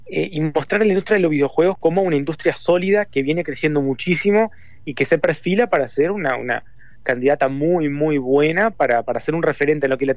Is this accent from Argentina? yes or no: no; Uruguay; Yo soy uruguayo